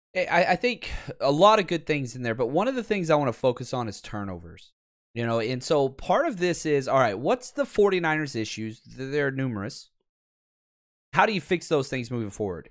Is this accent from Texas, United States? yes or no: yes; Texas, United States; I'm from Texas and I don't speak English properly